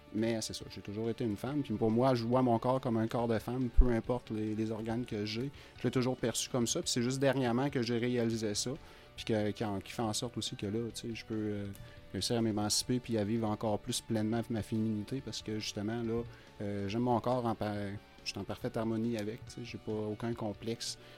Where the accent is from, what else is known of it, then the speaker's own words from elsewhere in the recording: Rouyn-Noranda, Quebec, Canada; now in Amos, Canada; je suis d'origine de Rouen. C'est sûr, j'ai un, parti pris pour Rouen. C'est ma vie. J'ai grandi ici